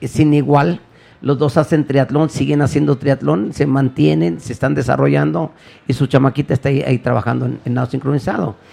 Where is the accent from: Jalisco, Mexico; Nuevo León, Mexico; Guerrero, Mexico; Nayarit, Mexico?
Jalisco, Mexico; Guadalajara; Aquí nací y aquí soy, soy del barrio de San Juan de Dios